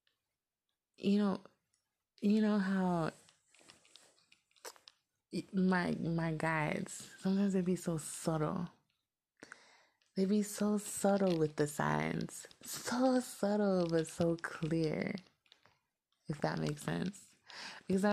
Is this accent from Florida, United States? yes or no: yes; Miami, Florida, United States; moved away; I'm from Miami